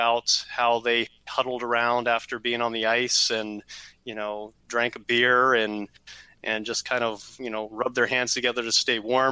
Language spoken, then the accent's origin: English; Canada; now in Columbus, United States; I grew up in Canada, spent about 10 years up there